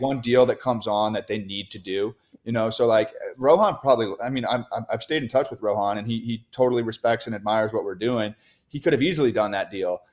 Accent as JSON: {"language": "English", "region": "New York", "country": "United States", "tie": "born or raised there", "said": "we, we grew up in New York, so, so we're Yankee fans"}